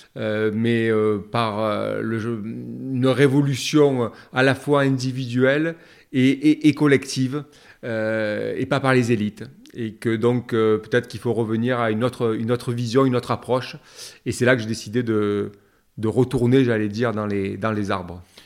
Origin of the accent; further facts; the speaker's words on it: Marseille, Provence-Alpes-Côte d'Azur, France; né à Marseille, dans les Calanques.